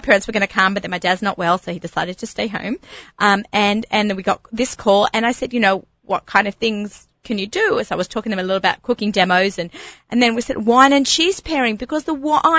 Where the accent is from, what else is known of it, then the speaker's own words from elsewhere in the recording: Sydney, New South Wales, Australia; now in Five Towns, United States; My parents ran a Pesach hotel while I was growing up in Sydney